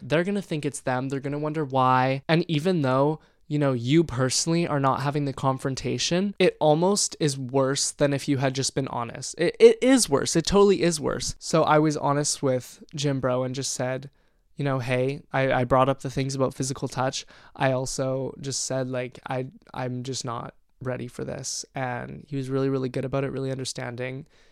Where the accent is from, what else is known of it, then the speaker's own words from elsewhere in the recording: Canada; moved away as an adult; now in British Columbia, Canada; My hometown is pretty conservative